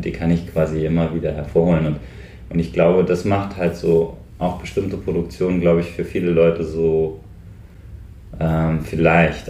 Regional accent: North Hesse, Germany; also born or lived in Westerwald; now in Brandenburg, Germany; ich bin halt in Nordhessen aufgewachsen

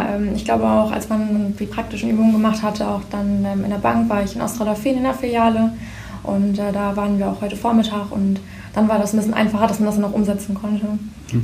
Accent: Flachsmeer, Lower Saxony, Germany; Ich bin auch 18 Jahre alt und komme aus Westerwohleding in Flachsmeer

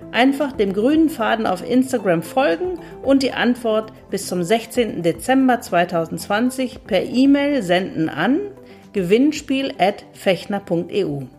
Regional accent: Northern Germany, Germany; Ich als Norddeutsche finde das toll.

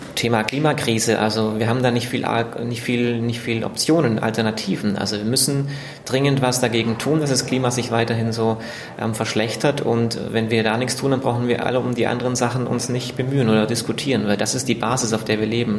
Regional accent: Germany; also born or lived in East Africa; bin ich wieder nach Deutschland zurückgekehrt

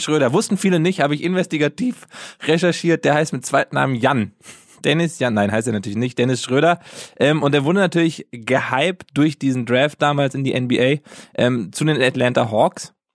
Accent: Germany; bei uns in Deutschland

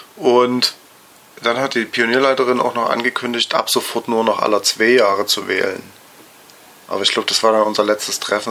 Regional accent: Dresden, Saxony, Germany; ich bin 1978 geboren in Dresden und auch dort aufgewachsen

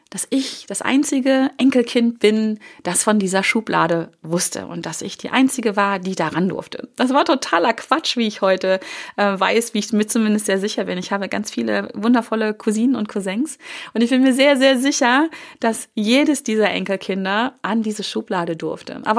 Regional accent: Hanover, Lower Saxony, Germany; Die hatten einen, einen ähm, Büromaschinenladen, hieß es damals hier, ähm, in Hannover, wo ich groß geworden bin.

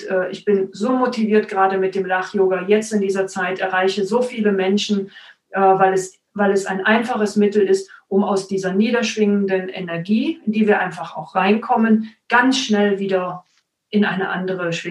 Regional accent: Cologne, North Rhine-Westphalia, Germany; now in Stuttgart, Germany; Ich komme tatsächlich aus Köln.

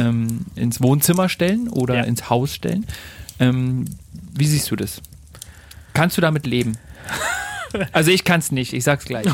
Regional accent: Germany; Bei uns in Deutschland

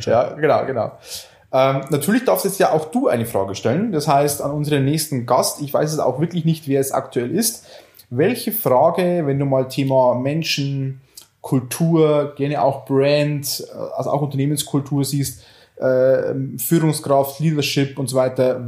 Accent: Oberviechtach, Bavaria, Germany; aus Oberfichtach, also aus meiner Heimat

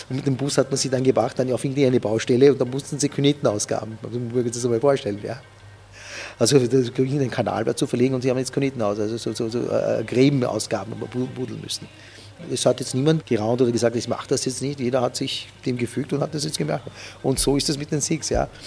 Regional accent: Uganda; also born or lived in Mtwara, Tanzania; Ja was für ein Paradies eigentlich Uganda in dem Sinn auch war für uns. Ich bin in Tansania, in Matwara geboren.

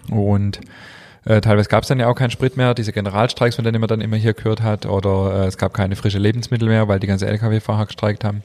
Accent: Germany; moved away as an adult; also born or lived in Crete; ich als Deutscher

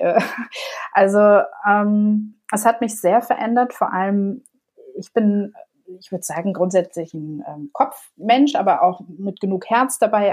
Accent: Munich, Bavaria, Germany; moved away as an adult; also born or lived in Canada; now in Mallorca, Spain; ich liebe zwar meine Heimat, meinen Ursprungsort München sehr

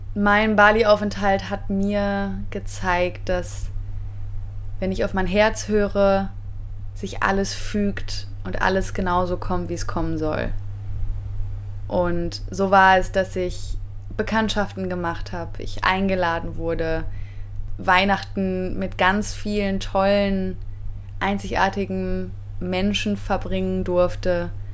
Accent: Germany

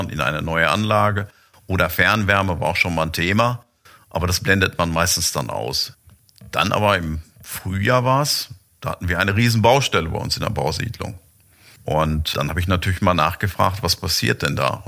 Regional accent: Lemgo, North Rhine-Westphalia, Germany; Ich bin gebürtiger Lemgoer, bin eigentlich auch immer hier vor Ort gewesen

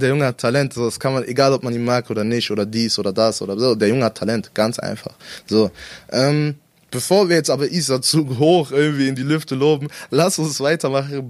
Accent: Salzgitter, Lower Saxony, Germany; wir sind in Salzgitter damals zusammen ja, aufgewachsen

